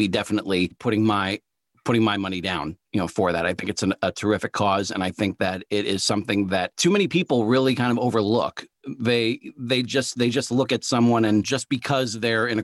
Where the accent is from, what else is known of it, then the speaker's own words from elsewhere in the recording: Poughkeepsie, New York, United States; I grew up in Poughkeepsie